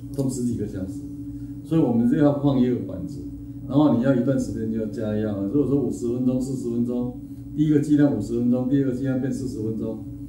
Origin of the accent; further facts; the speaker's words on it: Xinying, Tainan, Taiwan; moved away as an adult; 我很可能会回来我的家乡开业